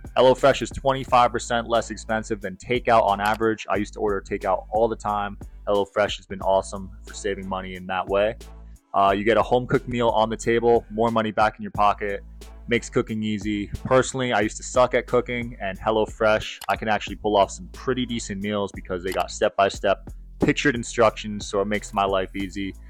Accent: New Jersey, United States; I'm from New Jersey

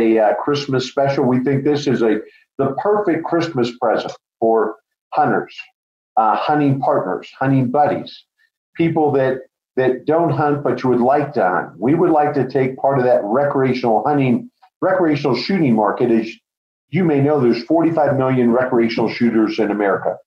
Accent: Colorado, United States; I'm a fifth generation Coloradoan. So I am from Colorado

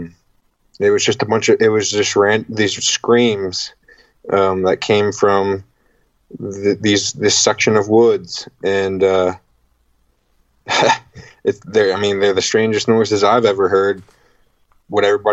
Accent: Virginia, United States; I'm from Virginia, and we have like four rivers here

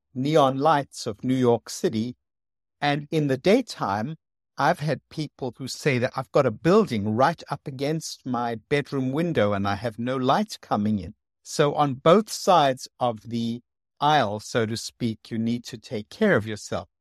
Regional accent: South Africa; moved away; I came from South Africa, which is very sunny

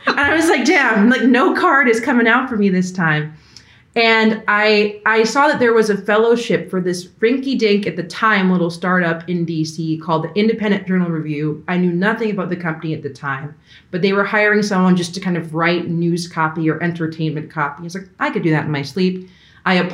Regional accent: Long Island, New York, United States; moved away as an adult; I'm from Long Island, New York. I wanted to desperately leave New York.

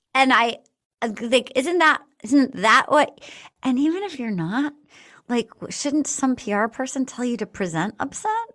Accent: East Coast, United States; I grew up on the East Coast

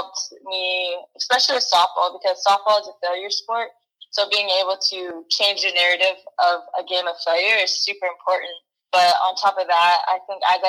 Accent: Wichita, Kansas, United States; I am from Wichita, Kansas.

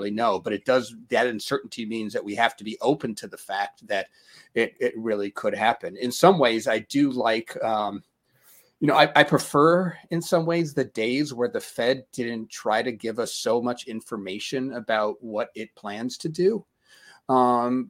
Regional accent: Denver, Colorado, United States; I'm from Denver

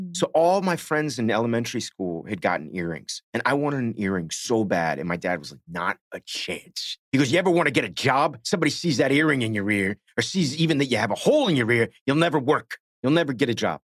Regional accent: Miami, Florida, United States; I grew up in Miami

